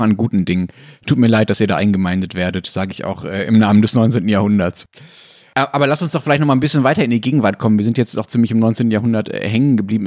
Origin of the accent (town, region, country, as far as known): Essen area, North Rhine-Westphalia, Germany; born or raised there